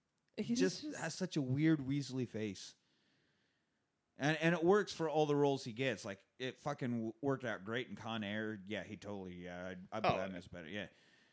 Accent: Kansas, United States

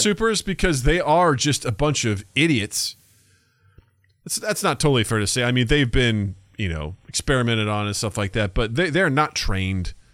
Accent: United States; our perspective as Americans

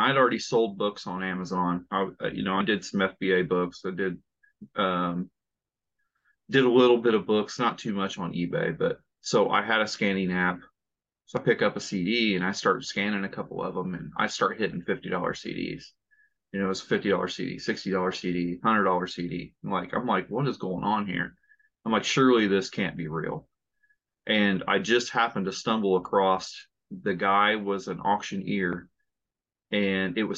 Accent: Indiana, United States; I'm from Indiana

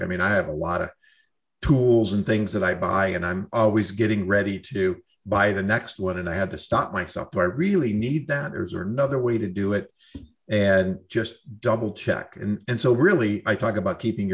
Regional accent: New York, United States; moved away; also born or lived in Southern California; I'm from New York

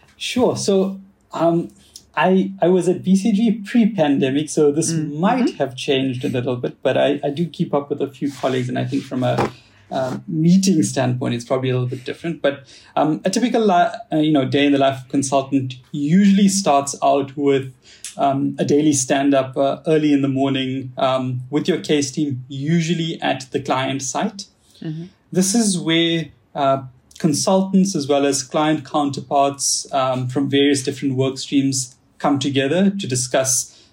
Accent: South Africa; accent: South African; moved away; I'm actually uh, 100% uh, born and bred in South Africa. Uh, so I have a little bit of that, or I guess I have a lot of that South African accent

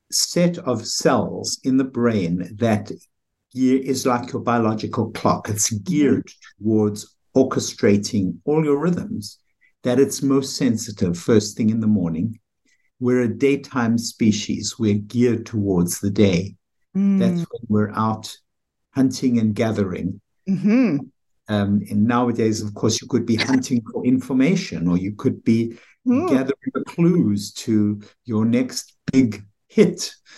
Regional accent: South Africa; moved away as an adult; now in United States; Well, I came here from South Africa, as you can tell by my accent. It's not an American accent, although it's quiet that way.

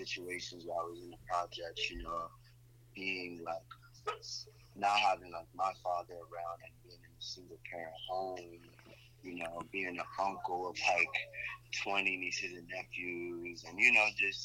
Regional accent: Florida, United States; moved away as an adult; now in New York City, United States; I'm from Florida.

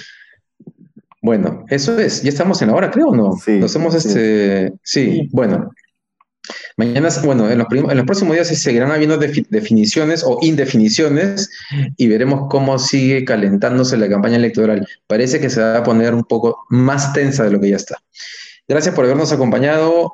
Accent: Peru; somos los peruanos

